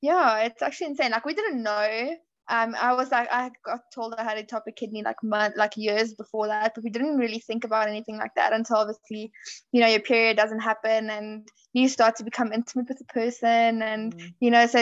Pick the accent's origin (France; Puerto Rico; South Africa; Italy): South Africa; I am from South Africa.